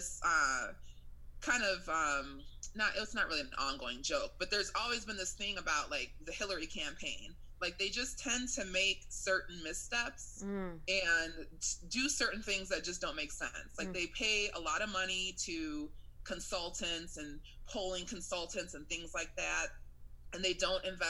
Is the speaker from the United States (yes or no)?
yes; Illinois, United States; I am from the Midwest, from right. Illinois